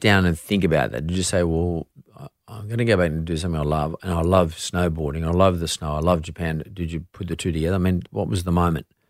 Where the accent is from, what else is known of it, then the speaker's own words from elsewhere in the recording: Sydney, New South Wales, Australia; growing up in S-, Sydney at fifteen